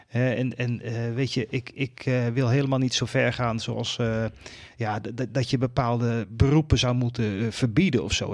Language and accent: Dutch; Netherlands; ons als Nederlanders